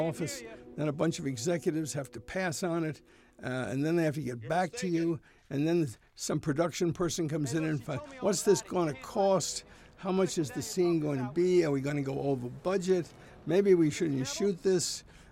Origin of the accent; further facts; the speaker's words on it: New York, United States; now in California, United States; I grew up in New York